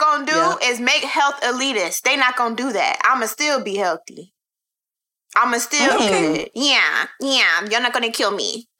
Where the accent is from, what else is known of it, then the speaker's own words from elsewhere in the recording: the South, United States; now in Brooklyn, United States; coming straight from Brooklyn, but I'm definitely from the South.